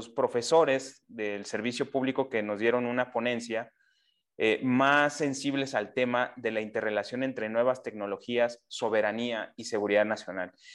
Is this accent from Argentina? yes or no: no; Mexico